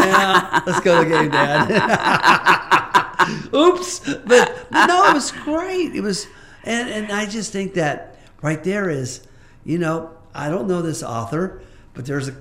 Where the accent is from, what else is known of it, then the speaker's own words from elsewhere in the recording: Orlando, Florida, United States; I grew up in Orlando, Florida, in an Air Force base.